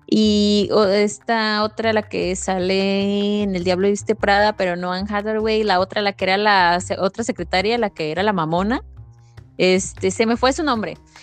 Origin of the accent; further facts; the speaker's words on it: Veracruz, Mexico; yo soy veracruzana